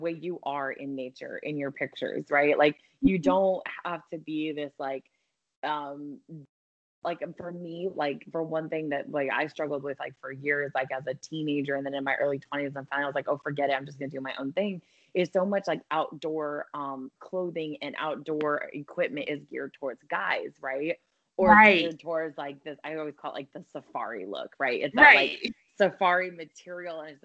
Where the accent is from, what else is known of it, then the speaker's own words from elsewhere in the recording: Colorado, United States; I grew up in Colorado, and I grew up in the mountains actually